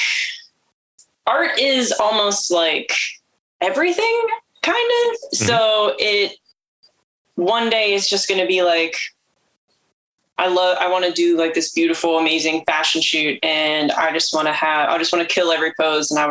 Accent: Pittsburgh, Pennsylvania, United States; moved away as an adult; now in Baltimore, United States; I was born and raised around Pittsburgh area

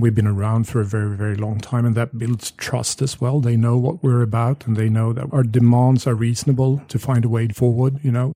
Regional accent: Sweden; I grew up in Sweden having an Australian father.

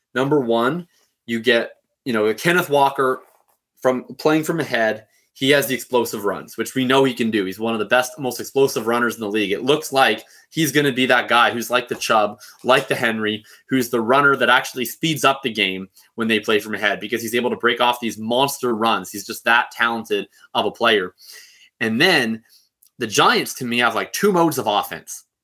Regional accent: Canada; I'm Canadian

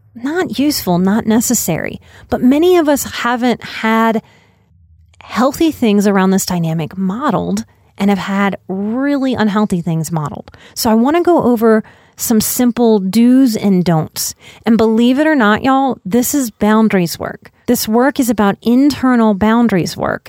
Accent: Louisiana, United States; I'm from Louisiana

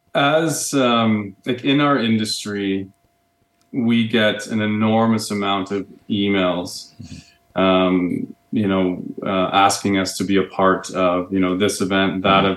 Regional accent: Barrie, Ontario, Canada; moved away as an adult; also born or lived in Whistler / Toronto; now in Calgary, Canada; I grew up in Ontario. Okay. Uh, grew up uh, an hour north of Toronto in um, beautiful Barrie, Ontario

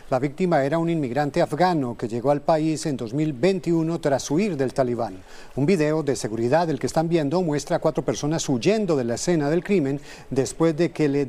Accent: Chile; Bueno, nosotros venimos de Chile y allá no es, no es tan caluroso como, como acá.

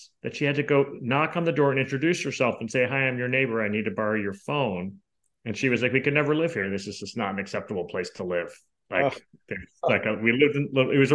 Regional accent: Northeast, United States; moved away as an adult; also born or lived in Tempe, Arizona; growing up in the Northeast

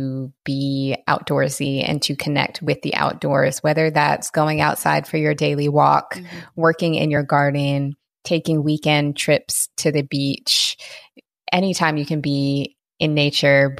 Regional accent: Washington, United States; moved away as an adult; I lived in Washington the first 30 years of my life

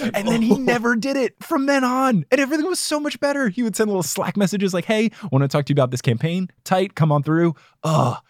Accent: New Jersey, United States; moved away; also born or lived in Texas; I grew up in New Jersey

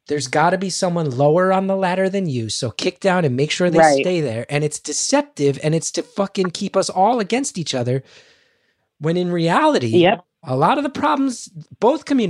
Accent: New York City, New York, United States; I'm an artist from New York City

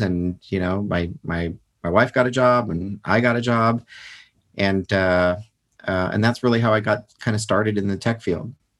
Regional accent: United States; I'm a citizen and I'm an American

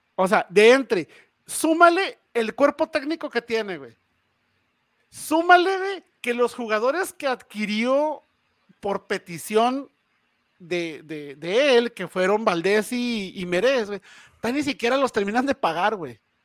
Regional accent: Ciudad Juárez, Chihuahua, Mexico; la gente de Ciudad Juárez es muy bonita trabajadora

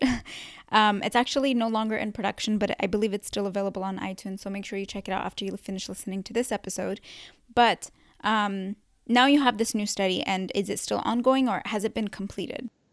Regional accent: California, United States; also born or lived in Yemen; I was born in Yemen, um, but raised in California my whole life since I was two

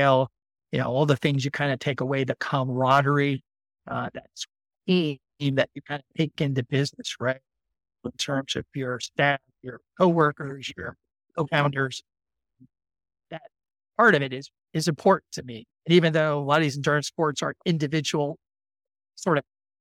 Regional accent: Maryland, United States; I grew up in the East Coast of the United States in Maryland

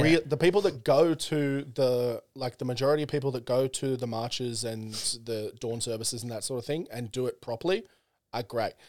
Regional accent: Central Coast, New South Wales, Australia; I grew up on the Central Coast

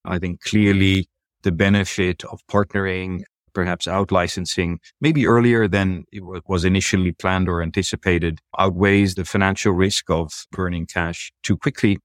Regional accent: Netherlands; moved away as an adult; also born or lived in United Kingdom / New York City, United States; now in Asia; I'm originally from Europe. I'm a native of the Netherlands

